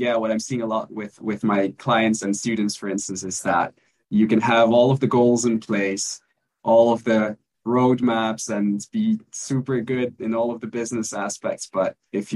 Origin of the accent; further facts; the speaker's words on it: Belgium; now in Mexico; I'm originally from Belgium, but I'm currently living in Mexico